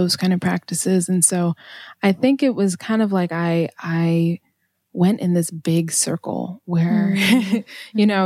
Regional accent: Maine, United States; I grew up in Maine

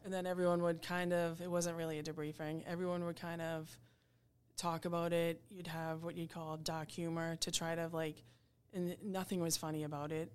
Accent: Braintree, Massachusetts, United States; I grew up in Braintree.

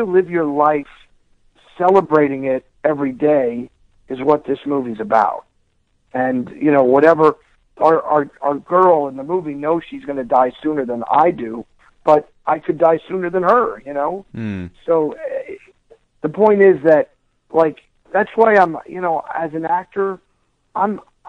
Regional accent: Pennsylvania, United States; moved away; my hometown in Pennsylvania, which is in the northeast part of our country

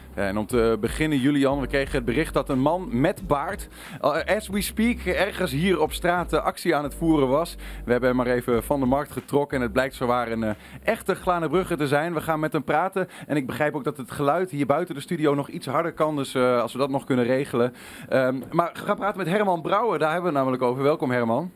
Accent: Enschede, Overijssel, Netherlands; ik ben een Enschedeër

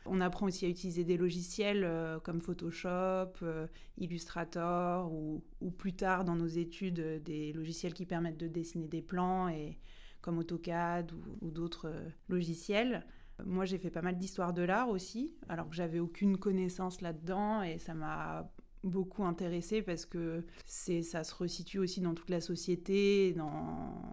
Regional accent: Rouen, Normandy, France; je viens de Rouen

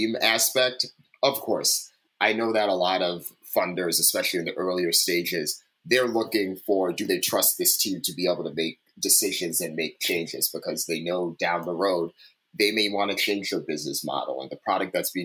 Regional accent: East Coast, United States; I'm originally from the East Coast, so I grew up on this stuff.

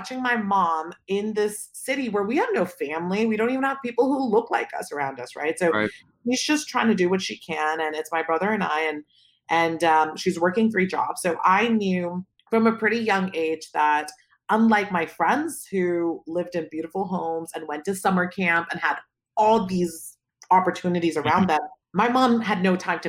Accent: Palo Alto, California, United States; born or raised there; also born or lived in Pakistan

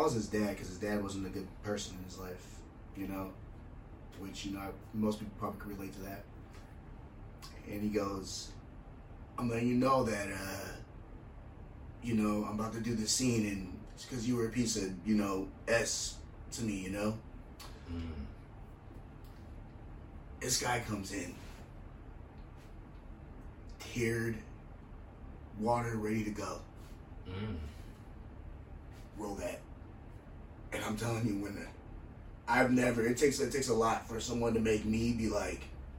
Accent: Federal Way, Washington, United States; I'm from Washington. This is where from Federal Way

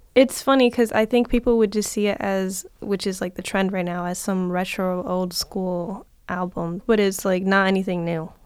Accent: Detroit, Michigan, United States; I'm from Detroit

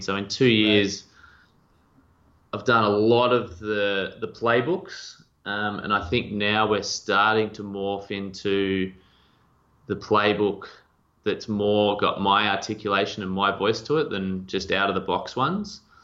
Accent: two and a half hours west of Melbourne, Victoria, Australia; I grew up um, two and a half hours west of Melbourne

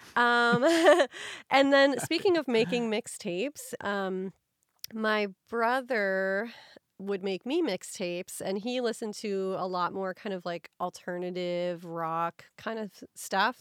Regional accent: Midwest, United States; I grew up in the Midwest

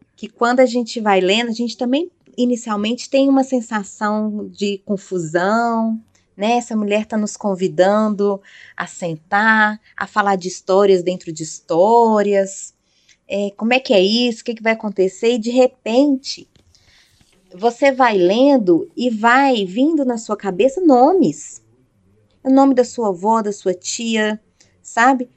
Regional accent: Belo Horizonte, Minas Gerais, Brazil; moved away; Belo Horizonte, que é a minha cidade natal

